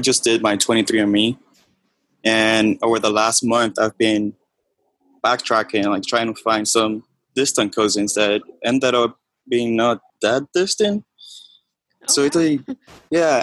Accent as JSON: {"language": "English", "region": "Havana", "country": "Cuba", "tie": "born or raised there", "also_born_or_lived": "Miami, Florida, United States", "moved": "yes", "said": "I was born and raised in Havana, Cuba, and then I moved to Miami"}